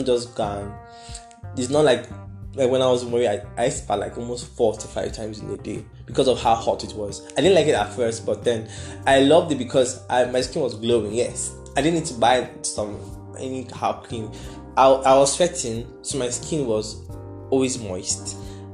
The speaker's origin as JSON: {"language": "English", "country": "Nigeria", "said": "I'm managing my life as a Nigerian"}